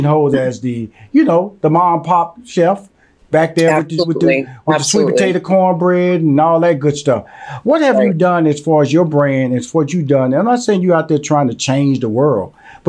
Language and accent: English; Houston, Texas, United States; And I'm from Houston, Texas, born and raised, and so I'm a Southern boy.